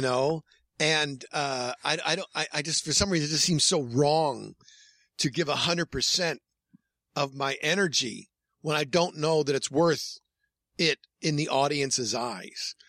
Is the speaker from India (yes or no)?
no; Hornell, New York, United States; my hometown's Hornell, New York, a small town